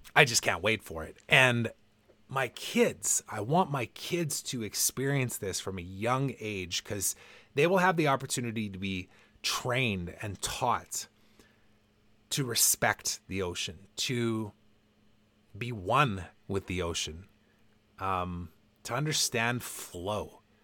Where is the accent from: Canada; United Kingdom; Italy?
Canada; also born or lived in Vancouver; now in West Kelowna, Canada; I'm proud to be Canadian. I love being Canadian. My family's here